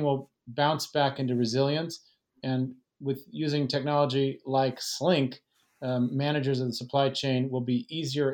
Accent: Fresno, California, United States; now in San Francisco, United States; I grew up in Fresno

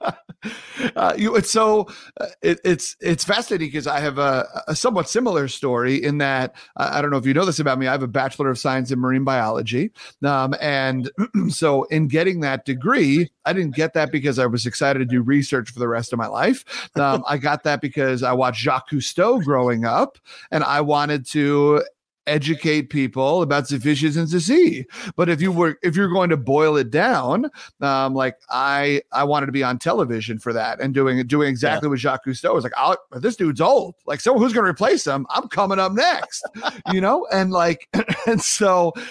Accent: New York, United States; moved away; as a New Yorker

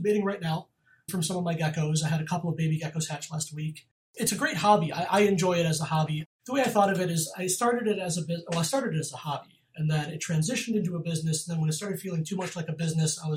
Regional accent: Western New York, United States; I grew up in New York, Western New York, on a farm

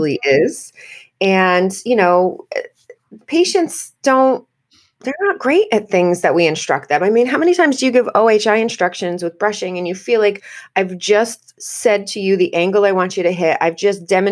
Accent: United States; I am your American dental hygienist host

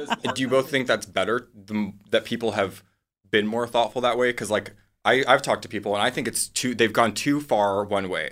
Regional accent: Midwest, United States; moved away; I'm from the Midwest

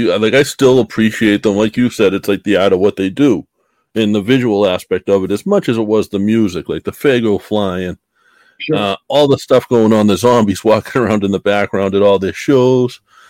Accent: Boston, Massachusetts, United States; I grew up in Boston, like listening to rap.

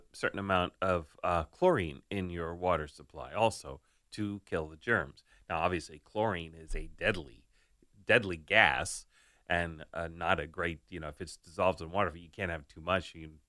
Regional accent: Staten Island, New York, United States; But growing up in Staten Island, I had New York City tap water.

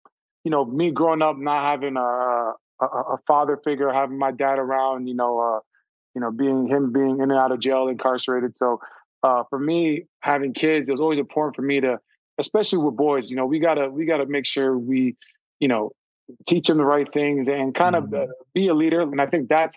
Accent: Canada; moved away; also born or lived in Texas; a kid from Canada

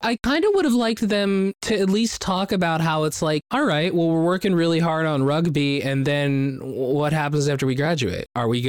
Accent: United States; as an American

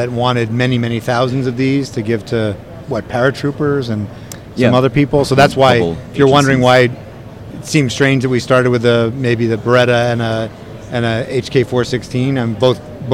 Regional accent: New York, United States; I'm from New York

